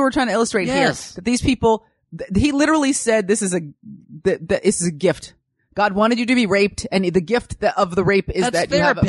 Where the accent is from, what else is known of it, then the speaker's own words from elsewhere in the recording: San Francisco, California, United States; I grew up in San Francisco.